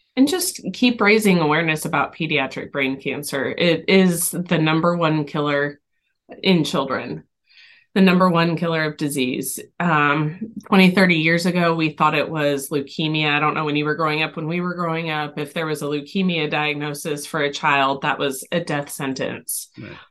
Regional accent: Texas, United States; now in Tennessee, United States; we're from Texas originally. We're now in Tennessee.

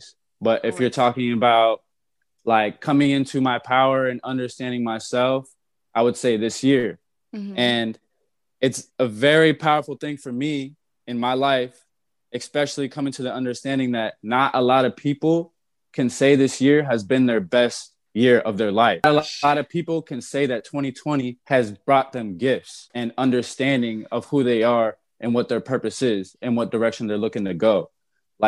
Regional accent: Naples, Florida, United States; also born or lived in Miami; Came from Naples, was born in Miami, but I was raised in Naples

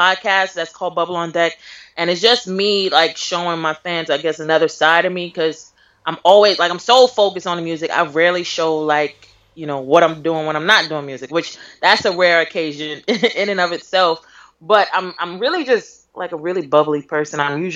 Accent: New York City, New York, United States; I'm from Brooklyn

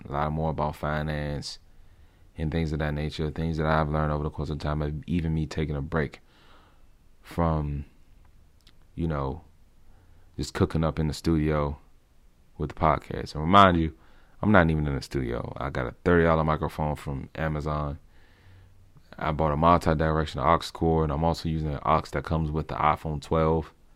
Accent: Washington, District of Columbia, United States; moved away as an adult; now in Maryland, United States; I was born and raised in Southeastern D C

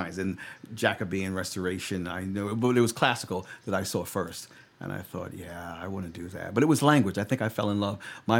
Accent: New York, United States; moved away as an adult; now in Los Angeles, United States; having grown, born and raised in New York

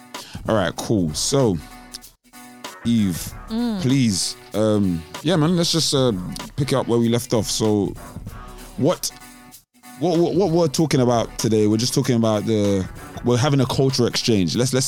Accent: Nigeria; I'm Nigerian. Eli is Nigerian.

